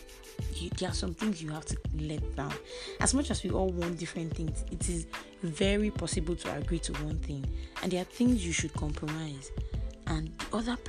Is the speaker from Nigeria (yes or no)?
yes; Nigeria; as a Nigerian